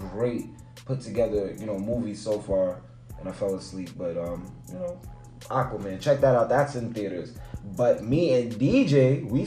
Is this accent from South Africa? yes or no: no; New York City, New York, United States